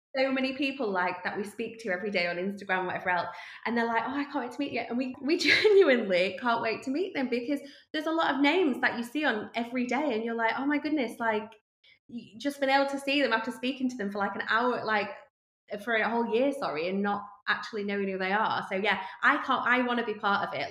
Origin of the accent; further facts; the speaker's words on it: Yorkshire and the Humber, United Kingdom; we're from Yorkshire.